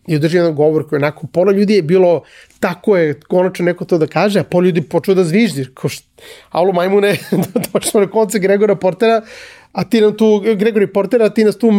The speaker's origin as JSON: {"language": "Croatian", "region": "Belgrade", "country": "Serbia", "tie": "born or raised there", "also_born_or_lived": "Cyprus", "moved": "as an adult", "said": "Jako sam vezan za Beograd. Mislim, to je moj rodni grad. Jako sam vezan za Beograd."}